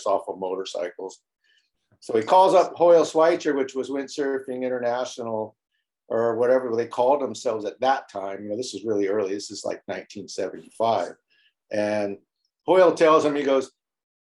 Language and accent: English; Clearwater, Florida, United States; now in Maui, United States; I grew up in Clearwater, Florida